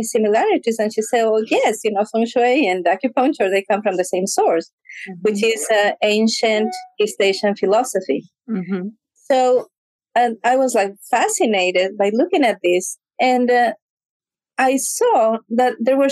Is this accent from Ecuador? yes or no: yes; Ecuador; moved away; I grew up in Ecuador